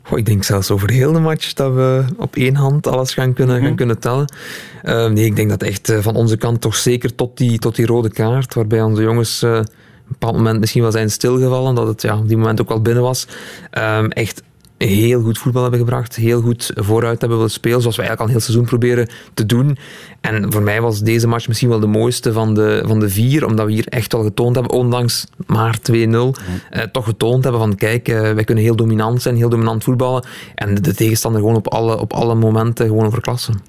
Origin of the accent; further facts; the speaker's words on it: Limburg, Flanders, Belgium; ik ben een Limburger